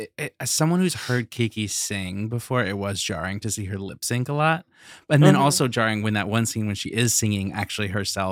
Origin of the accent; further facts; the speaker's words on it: the American South, United States; I'm Southern.